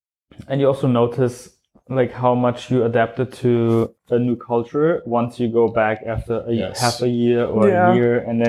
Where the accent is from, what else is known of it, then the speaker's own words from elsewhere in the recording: England, United Kingdom; Well, we're English. All enjoying the sun, so.